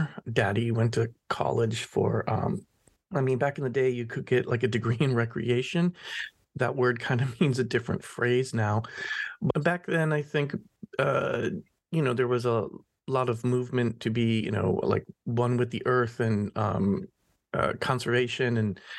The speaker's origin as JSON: {"language": "English", "region": "Minnesota", "country": "United States", "tie": "born or raised there", "also_born_or_lived": "Illinois / Brooklyn, New York", "moved": "yes", "lives_now": "New York, United States", "said": "for those that don't know me. And I was born in Illinois, but at the age of two, picked up and left, went to Minnesota."}